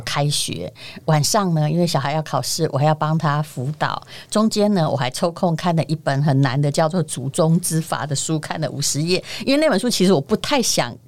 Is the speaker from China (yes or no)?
no; Yilan County, Taiwan; 我这个宜兰人